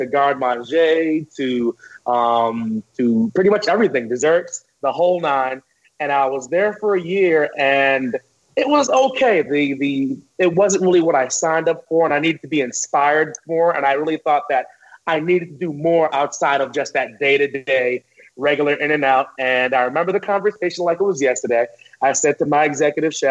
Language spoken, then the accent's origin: English; Teaneck, New Jersey, United States; born and raised, tri-state area